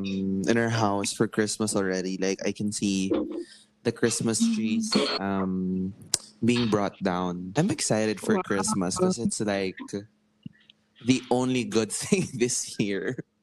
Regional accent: Philippines; Growing up in the Philippines, where most households will choose to be conservative and not be liberated in terms of sex education

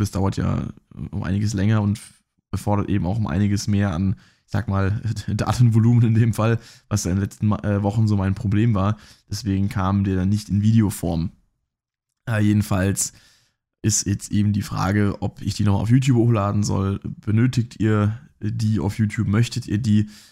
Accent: Rhineland-Palatinate, Germany; ich komme ja hier aus, aus der Pfalz

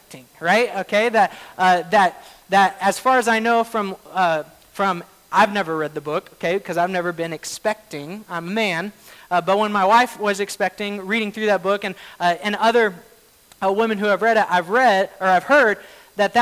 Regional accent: Oklahoma, United States; moved away as an adult; now in Washington, United States; I grew up in Oklahoma

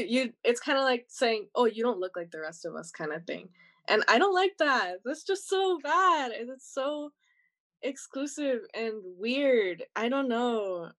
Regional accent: United States; I was born here, so I'm from here. My parents aren't from here and stuff like that.

